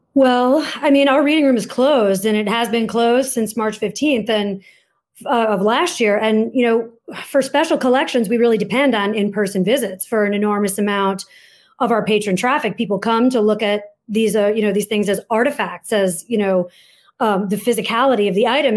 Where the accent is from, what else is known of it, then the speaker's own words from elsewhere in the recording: Michigan, United States; now in Brooklyn, United States; I grew up in Michigan